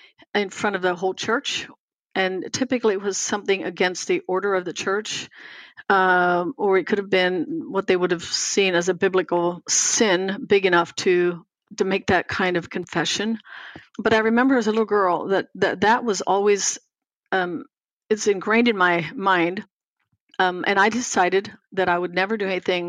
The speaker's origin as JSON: {"language": "English", "area": "Lancaster County", "region": "Pennsylvania", "country": "United States", "tie": "born or raised there", "said": "I grew up in an Amish home in Lancaster County, Pennsylvania."}